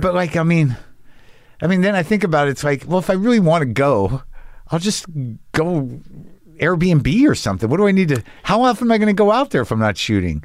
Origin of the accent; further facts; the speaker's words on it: Albuquerque, New Mexico, United States; also born or lived in Boston; now in Los Angeles, United States; I grew up in New Mexico